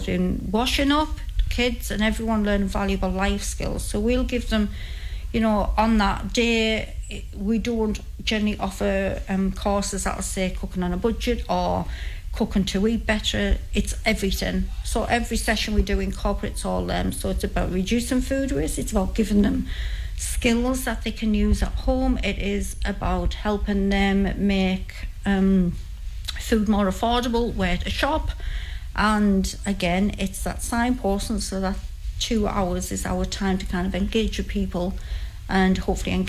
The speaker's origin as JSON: {"language": "English", "town": "St Helen Auckland", "region": "North East England", "country": "United Kingdom", "tie": "born or raised there", "said": "I'm originally a St Helens girl, and I always will be. That's where I was born and brought up"}